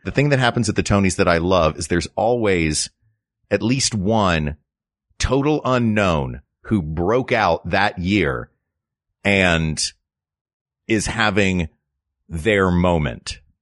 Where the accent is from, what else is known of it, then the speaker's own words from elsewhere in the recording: Knoxville, Tennessee, United States; moved away; I grew up in Knoxville, Tennessee.